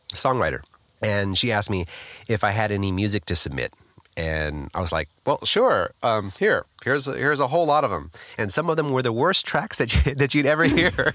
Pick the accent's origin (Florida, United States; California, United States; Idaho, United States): California, United States; Los Angeles; Born in Los Angeles, California, I come from a musical background